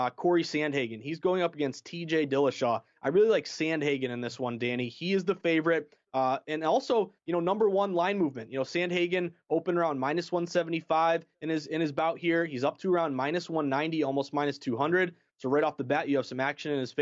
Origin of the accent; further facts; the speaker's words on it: Boston, Massachusetts, United States; I'm a Bostonian. I'm from Massachusetts.